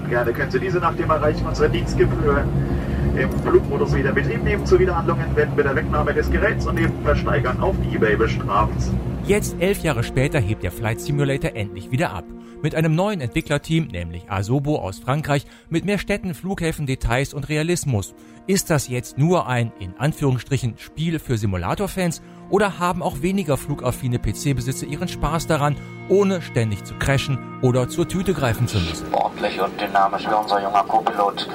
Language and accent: German; Höxter, North Rhine-Westphalia, Germany; nach Höxter, meinem Geburtsort